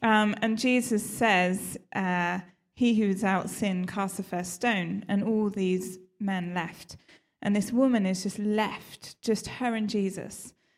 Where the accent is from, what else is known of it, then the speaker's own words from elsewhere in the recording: South West England, United Kingdom; now in London, United Kingdom; I live down in central London, so I have quite an easy journey here. I grew up in Somerset, though. I know I lost the accent. You can't really tell.